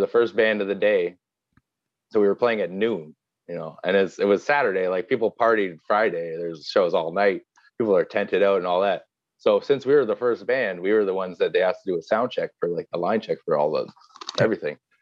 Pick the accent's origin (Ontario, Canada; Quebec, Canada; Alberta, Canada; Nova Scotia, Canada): Nova Scotia, Canada; Halifax; moved away as an adult; also born or lived in Montreal; I'm from Halifax, Nova Scotia.